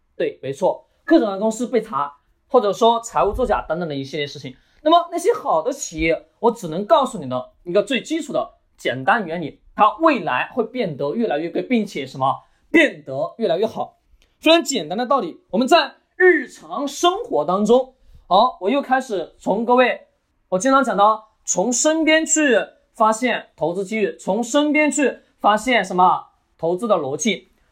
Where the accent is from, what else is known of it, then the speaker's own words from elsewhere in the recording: China; 我们中国人